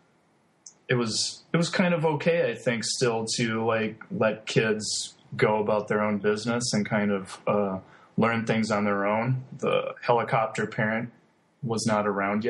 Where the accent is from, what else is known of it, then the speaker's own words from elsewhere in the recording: Pelican Rapids, Minnesota, United States; now in Lincoln, United States; I'm originally from Minnesota, and I grew up near the Red River Valley of the North on the North Dakota-Minnesota border. So being about 45 minutes from Fargo, North Dakota, small rural community called Pelican Rapids.